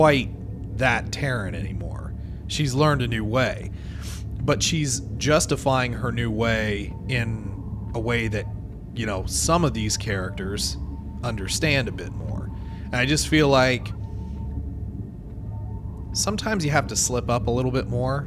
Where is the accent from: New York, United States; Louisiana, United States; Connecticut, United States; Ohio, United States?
Ohio, United States; Ohio, we view ourselves as Southerners